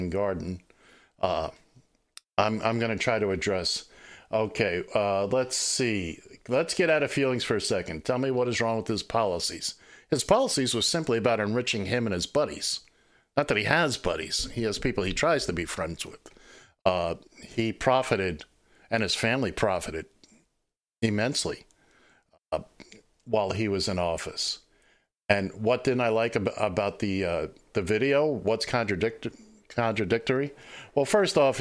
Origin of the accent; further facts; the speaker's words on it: New York City, New York, United States; I grew up here in New York City